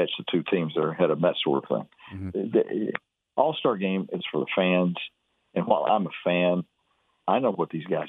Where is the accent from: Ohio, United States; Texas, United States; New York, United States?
Texas, United States; Fairfield; I was raised over in Fairfield, and we always came to Waco